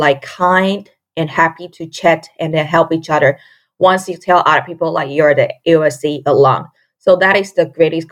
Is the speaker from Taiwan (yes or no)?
yes; Taiwan; moved away as an adult; now in United States; I come from Taiwan.